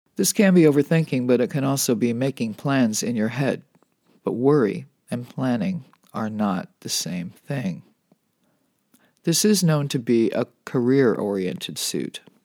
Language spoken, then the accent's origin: English; Los Angeles, California, United States; this is where my hometown got its name, as in the magic of Holly Wood.